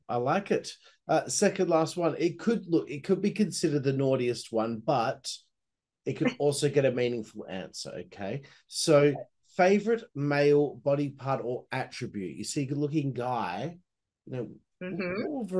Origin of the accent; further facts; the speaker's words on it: Perth, Western Australia, Australia; I'm from Perth, Western Australia, right? Most isolated city in the world.